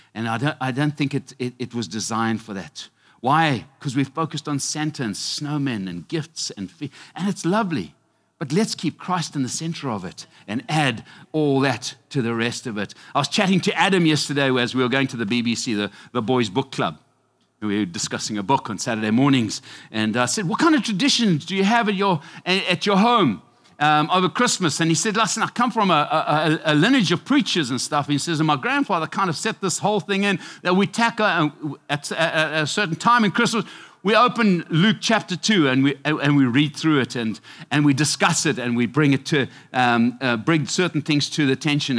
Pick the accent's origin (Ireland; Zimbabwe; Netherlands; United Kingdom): Zimbabwe; now in United States; I am from Mesopi, Zimbabwe, Africa.